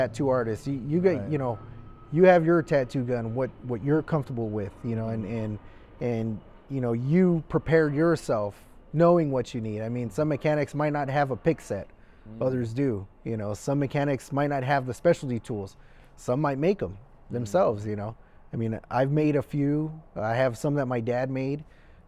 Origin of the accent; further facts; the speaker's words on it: Littlerock, California, United States; also born or lived in Mission Hills, California; we mostly grew up in the Antelope Valley in Little Rock